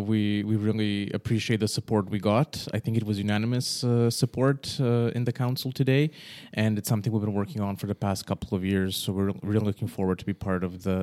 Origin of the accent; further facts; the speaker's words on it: Calgary, Alberta, Canada; moved away as an adult; now in Serbia; So just background, I was born in Serbia, but at age of 8, I left with my family. We moved to Calgary, Canada.